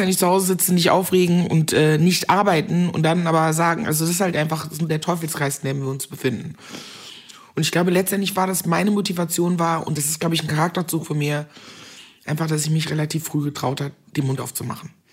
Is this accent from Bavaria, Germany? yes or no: no; Meckenheim, North Rhine-Westphalia, Germany; accent: Kölsch; in Meckenheim, das ist so eine kleine Stadt bei Bonn, wo ich groß geworden bin